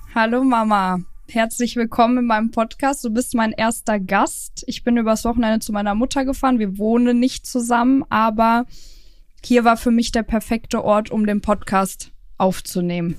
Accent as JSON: {"language": "German", "town": "Cologne", "region": "North Rhine-Westphalia", "country": "Germany", "also_born_or_lived": "Hürth", "moved": "yes", "said": "Wir kommen ja ursprünglich aus Köln bzw. Hürth."}